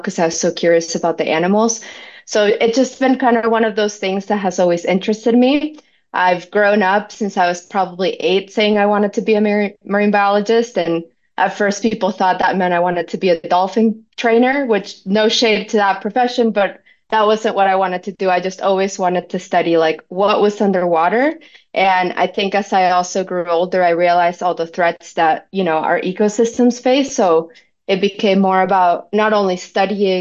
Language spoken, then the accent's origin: English; Venezuela; also born or lived in Florida, United States; now in Hawaii, United States; I'm from Venezuela originally. So my parents and I, we grew up going to the beach all the time